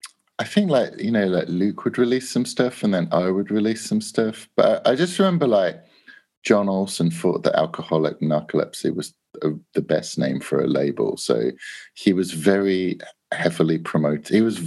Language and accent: English; England, United Kingdom; We make cassettes and we're from England.